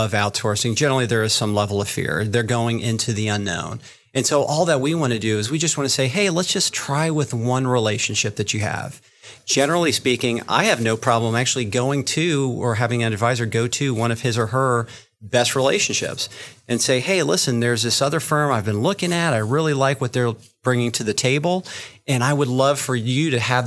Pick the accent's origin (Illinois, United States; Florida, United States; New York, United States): Florida, United States; I am from Florida